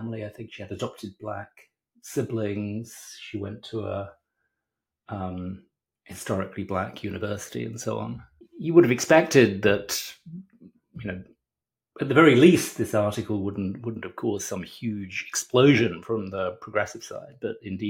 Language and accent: English; Hemel Hempstead, East of England, United Kingdom; moved away; also born or lived in London; I grew up in Britain, in the wonderful town of Hemel Hempstead